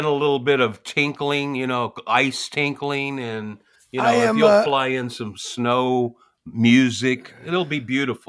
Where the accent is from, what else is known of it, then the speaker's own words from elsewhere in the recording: the South, United States; being kind of a Southern person